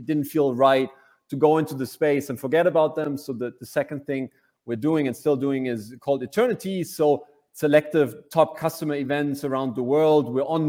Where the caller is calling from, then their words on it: Berlin, Germany; Berlin, as most of the time.